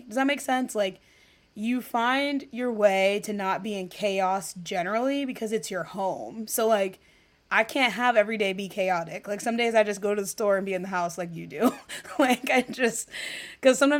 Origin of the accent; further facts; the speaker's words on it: Midwest, United States; moved away; also born or lived in Chicago; as a Midwesterner